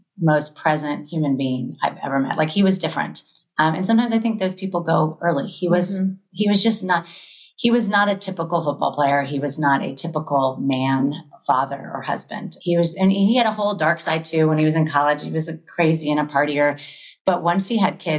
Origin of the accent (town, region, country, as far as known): Florida, United States; born or raised there; now in Los Angeles, United States